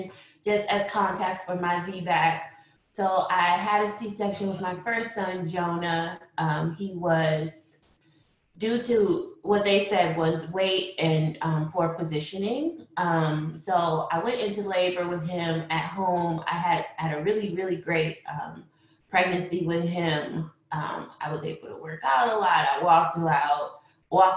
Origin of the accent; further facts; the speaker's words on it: Grand Rapids, Michigan, United States; moved away as an adult; also born or lived in Washington, D.C.; now in Maryland, United States; I'm originally from Grand Rapids, Michigan. I came to D.C. in 2004 to attend Howard University.